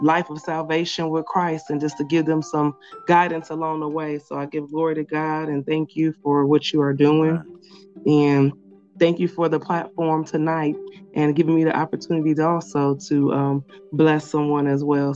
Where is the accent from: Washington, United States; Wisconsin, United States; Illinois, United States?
Wisconsin, United States; Milwaukee; I'm originally from Milwaukee, Wisconsin. That's where I was born and raised at.